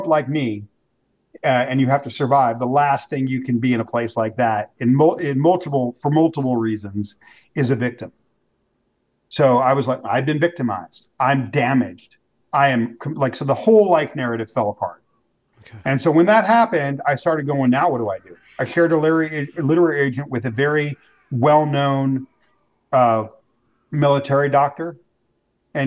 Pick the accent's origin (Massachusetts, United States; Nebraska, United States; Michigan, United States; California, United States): California, United States; Los Angeles; moved away; going to my hometown